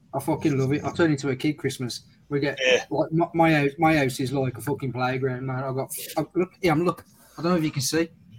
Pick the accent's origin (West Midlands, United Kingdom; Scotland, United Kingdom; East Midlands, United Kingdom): West Midlands, United Kingdom; Dudley; now in Wolverhampton, United Kingdom; Originally from Dudley.